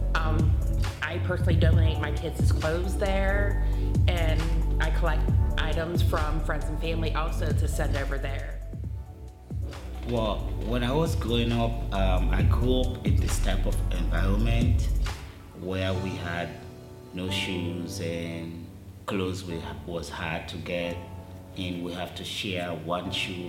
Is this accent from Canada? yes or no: no; Sierra Leone; moved away; I'm from Africa. I was born and raised, and I was raised in the lowest community